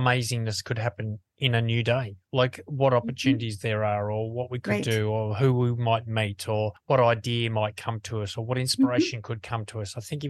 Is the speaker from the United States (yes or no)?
no; Australia; As an Australian